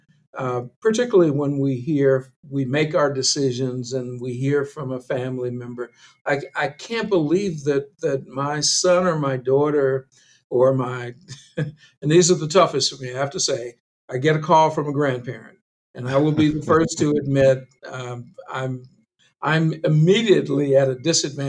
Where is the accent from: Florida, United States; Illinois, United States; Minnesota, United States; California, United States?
Illinois, United States; Chicago; moved away as an adult; now in Madison, United States; Having been born and raised in Chicago